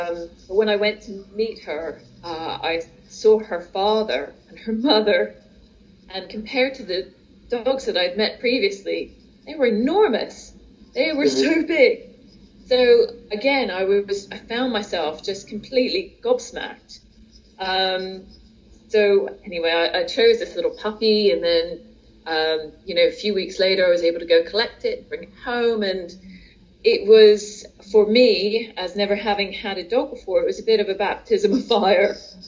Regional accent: United States; now in United Kingdom; I'm from the States originally, and we moved over to the UK in 1980.

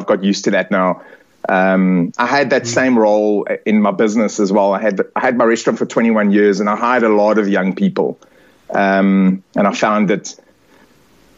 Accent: South Africa; I'm South African. And I'm as you can see, I'm very South African. I'm Italian as well. I suppose I'm culturally Italian, but South African in sort of my patriotism.

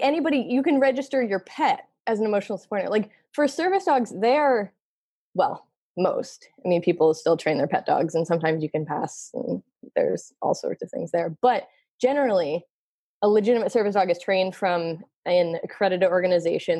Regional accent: Philadelphia, Pennsylvania, United States; moved away as an adult; also born or lived in Massachusetts; I grew up in Philly

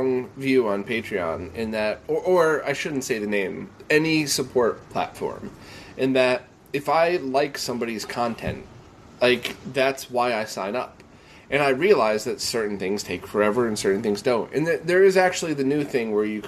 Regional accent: Bridgeport, Connecticut, United States; I grew up in Bridgeport, Connecticut

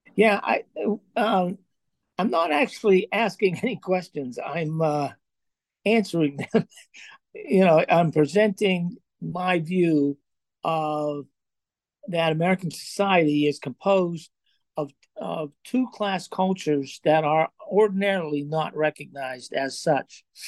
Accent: Johnstown, Pennsylvania, United States; moved away; also born or lived in Chicago; I grew up in Johnstown, Pennsylvania, in a steelworker family

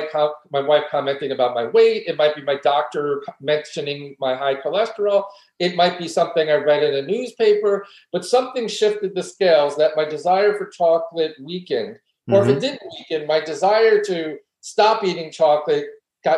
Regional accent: New York City, New York, United States; I grew up in New York City and you know, came to maturity in New York City

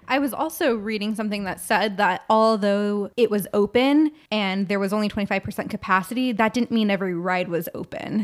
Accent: California, United States; we're from California

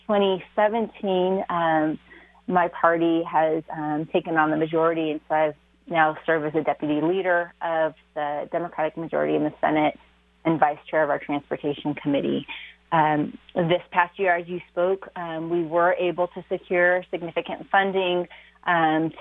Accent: Seattle, Washington, United States; I was born and raised in Seattle

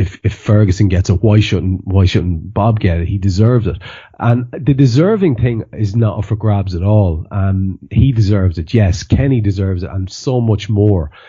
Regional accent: Ireland; now in Liverpool, United Kingdom; As an Irishman

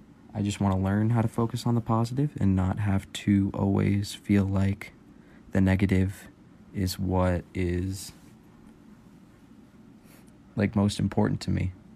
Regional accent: California, United States; I'm 18. I'm from Cali.

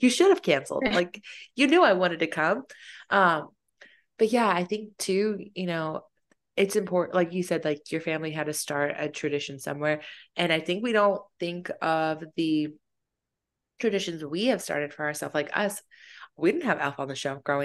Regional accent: Fayetteville, United States; moved away; growing up in Fayetteville

